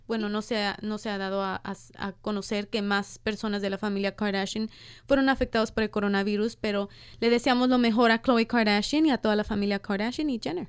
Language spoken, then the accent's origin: Spanish; Los Angeles, California, United States; yo soy de Boyle Heights, crecí en Boyle Heights y en East